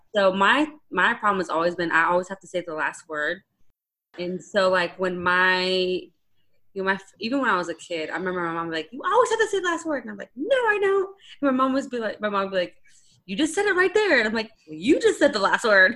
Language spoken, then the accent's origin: English; Arizona, United States; I grew up in a small town in Arizona